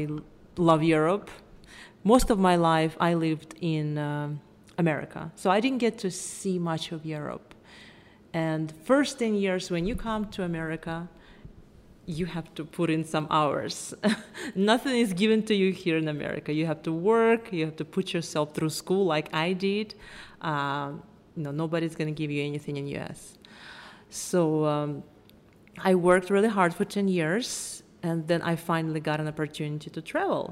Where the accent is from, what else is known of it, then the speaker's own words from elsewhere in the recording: Moscow, Russia; accent: Russian; English is a second language; moved away as an adult; also born or lived in Atlanta, Georgia, United States; now in Los Angeles, United States; I'm obviously also Russian. I'm sure you can tell by my accent. It's hard to hide. I'm from Moscow. I moved to Atlanta when I was 19 with my mom and my brother